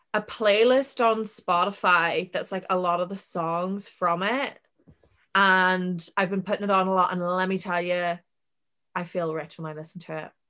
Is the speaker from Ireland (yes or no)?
yes; Ireland; we're Irish